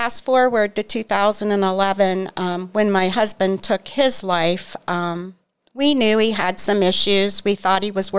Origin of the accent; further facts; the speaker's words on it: Newcomerstown, Ohio, United States; I'm from Newcomerstown